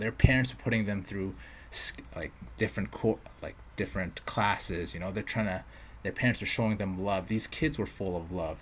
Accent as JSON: {"language": "English", "town": "Edmonton", "region": "Alberta", "country": "Canada", "tie": "born or raised there", "also_born_or_lived": "Vancouver", "moved": "yes", "said": "I grew up around, if for all you Edmonton listeners out there, I grew up in River Bend."}